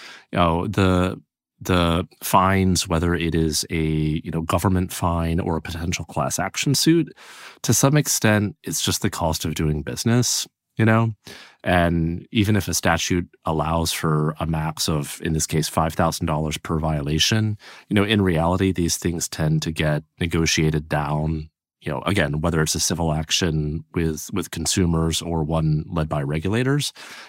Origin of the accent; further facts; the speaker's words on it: Illinois, United States; even though I am originally from Illinois